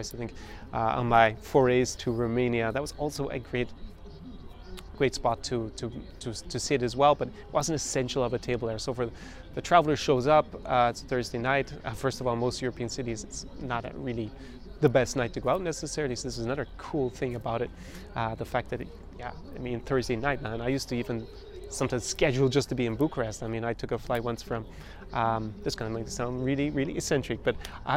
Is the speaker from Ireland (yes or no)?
yes; Ireland; As an Irishman